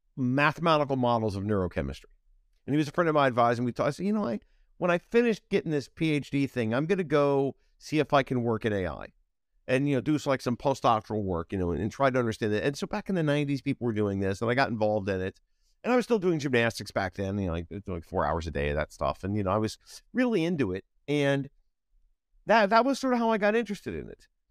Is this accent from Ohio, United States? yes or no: yes; Ohio, United States; moved away as an adult; also born or lived in Chicago / San Francisco; I grew up in Ohio